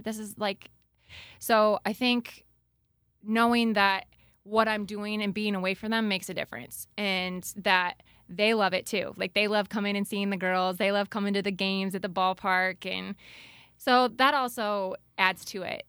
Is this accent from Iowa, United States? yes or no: yes; Wellsburg, Iowa, United States; moved away as an adult; also born or lived in Waterloo, Iowa; now in Dike, United States; I am originally from Wellsburg